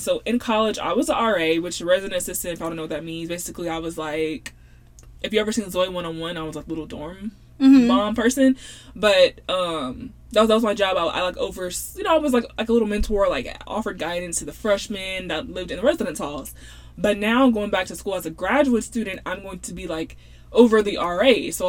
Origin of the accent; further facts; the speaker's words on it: Louisiana, United States; born there; So I was born in Louisiana, so the whole Cajun thing, I love that.